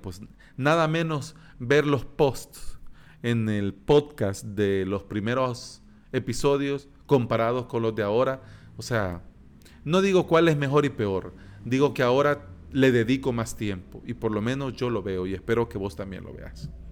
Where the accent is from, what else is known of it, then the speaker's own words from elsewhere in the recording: El Salvador; aquí en mi país, en El Salvador.